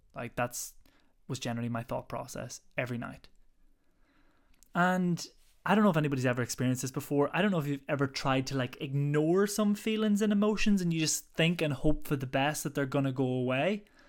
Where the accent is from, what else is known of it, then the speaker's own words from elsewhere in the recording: Ireland; now in London, United Kingdom; I'm originally from Ireland, but currently now based, living in London at the moment.